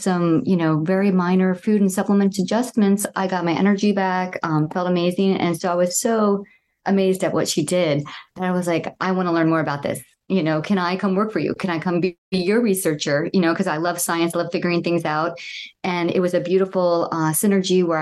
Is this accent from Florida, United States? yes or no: yes; Southwest Florida, United States; I grew up in Southwest Florida near the Everglades